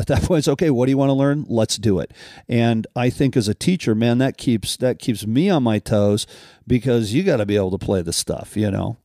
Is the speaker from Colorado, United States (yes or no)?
yes; Colorado, United States; growing up in Colorado